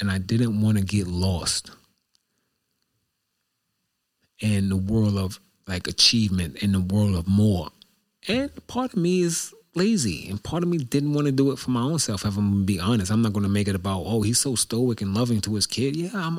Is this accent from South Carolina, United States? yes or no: no; New York, United States; Like I'm from New York and I got money but I'm a New Yorker with money.